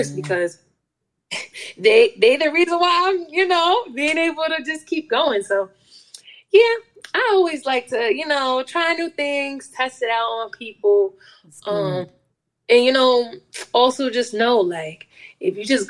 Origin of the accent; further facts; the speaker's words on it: upstate New York, United States; I'm a upstate New Yorker